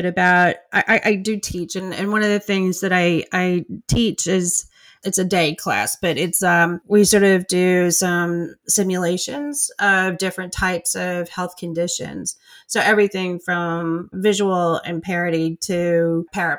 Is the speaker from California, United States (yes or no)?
no; New York City, New York, United States; I grew up in Brooklyn myself